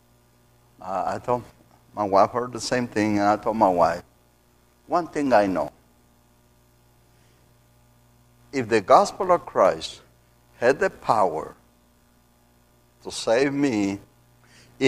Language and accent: English; Mexico; accent: Mexican; moved away